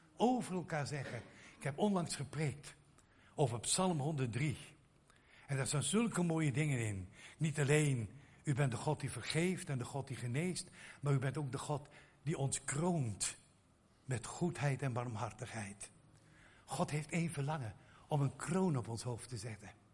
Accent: Netherlands; ons, onze mentaliteit als Nederlanders

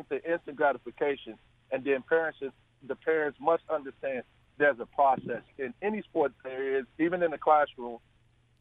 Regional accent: Chicago, Illinois, United States; I'm from Chicago, the west side of Chicago

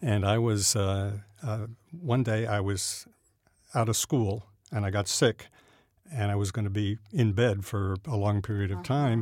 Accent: New Jersey, United States; I grew up in South Jersey

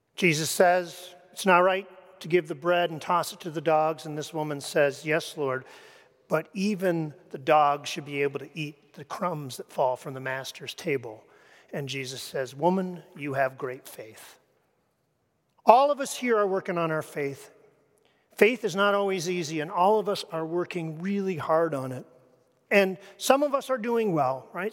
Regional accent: Canada; moved away; I come from Canada.

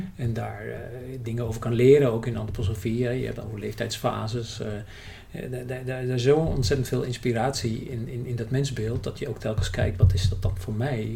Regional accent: Germany; Dutch is a second language; moved away as an adult; also born or lived in United Kingdom; now in Netherlands; ik ben in Duitsland opgegroeid

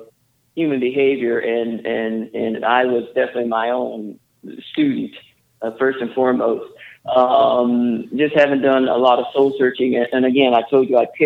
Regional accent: the South, United States; now in Eugene, United States; I grew up in the South, came from a line of great cooks.

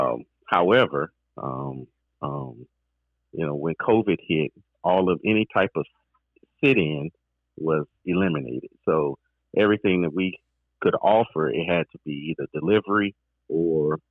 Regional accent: Mississippi, United States; moved away as an adult; also born or lived in Baton Rouge, Louisiana; grew up in Mississippi, went to school in Louisiana

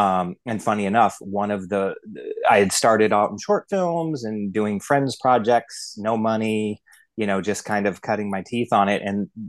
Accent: Mansfield, Ohio, United States; also born or lived in Toledo, Ohio; I was growing up in a very small town in Ohio called Mansfield, and that's where The Shawshank Redemption was shot when I was a kid.

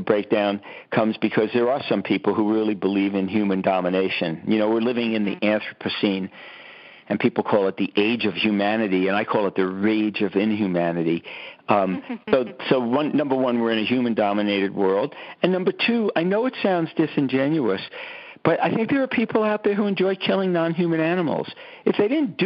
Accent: New York City, New York, United States; I grew up in Brooklyn, New York, on a lot of concrete.

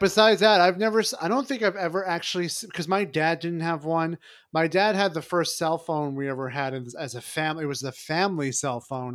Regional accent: New York City, New York, United States; also born or lived in Long Island; I'm from Brooklyn. I grew up in Brooklyn and, you know, and Long Island as well.

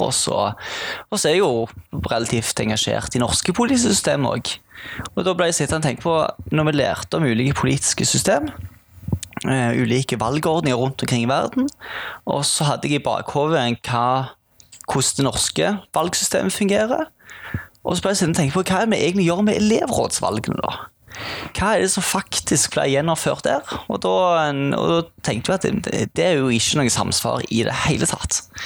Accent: Sandnes, Rogaland, Norway; moved away as an adult; now in Bergen, Norway; jeg er jo ikke fra Bergen, jeg er fra Sandnes. Innflytta til Bergen

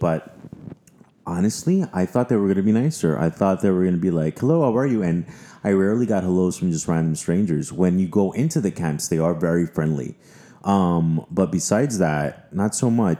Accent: New York, United States; I'm such a New Yorker

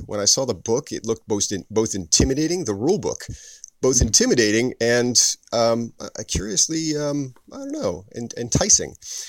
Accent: New Jersey, United States; I'm actually from New Jersey.

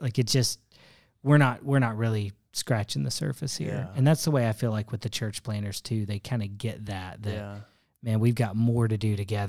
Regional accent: the South, United States; California's similar, but I came from the South.

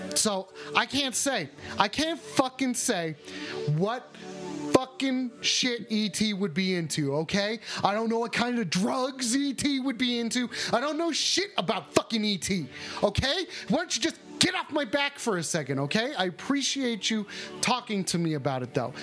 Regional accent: United States; I'm an American.

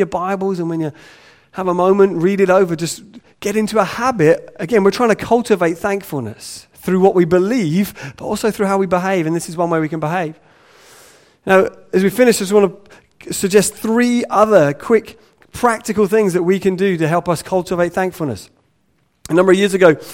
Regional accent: England, United Kingdom; we're English

